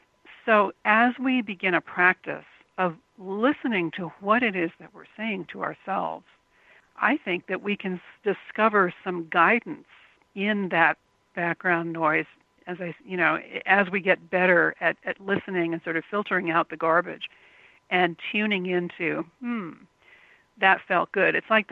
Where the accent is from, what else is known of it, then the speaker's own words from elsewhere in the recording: Tokyo, Japan; English is a second language; also born or lived in New York / Los Angeles; I grew up in Tokyo, millions of people. Then I lived in New York, and then I lived in Los Angeles.